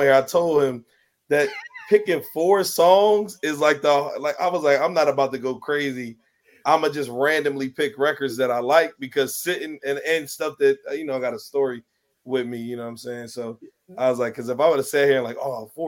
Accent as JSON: {"language": "English", "town": "Philadelphia", "region": "Pennsylvania", "country": "United States", "said": "I'm from West Philly"}